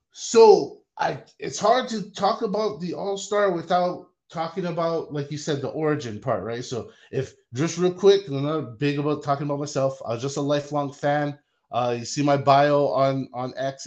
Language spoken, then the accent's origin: English; Hawaii, United States; now in Las Vegas, United States; I grew up in Hawaii. I live in Las Vegas.